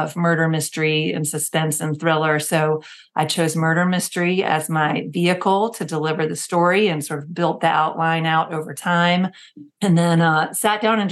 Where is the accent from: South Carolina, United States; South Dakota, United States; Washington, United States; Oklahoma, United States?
South Carolina, United States; growing up in South Carolina